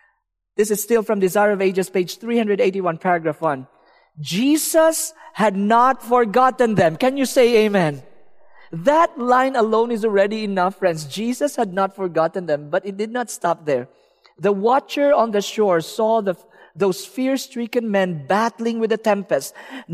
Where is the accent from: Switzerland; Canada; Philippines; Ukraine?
Philippines; I'm from the Philippines. There's a lot of beaches.